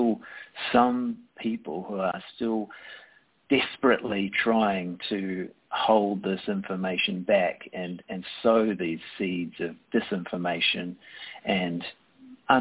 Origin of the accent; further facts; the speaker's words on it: New Zealand; as a New Zealander